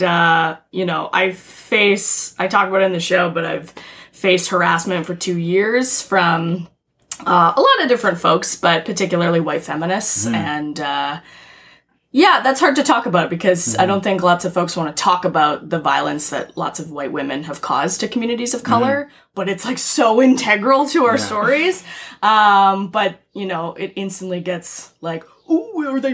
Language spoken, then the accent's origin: English; Victoria, British Columbia, Canada; I'm from Victoria, BC